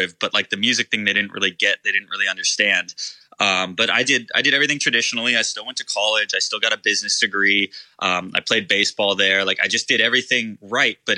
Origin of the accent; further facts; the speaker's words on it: Irvine, California, United States; also born or lived in Long Beach, California; I was raised in Irvine. So OC, born and raised